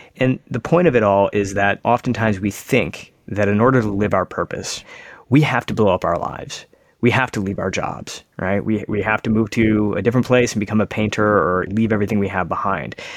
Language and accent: English; suburban Michigan, United States; I'm an Indian kid now growing up in America. I live in suburban Michigan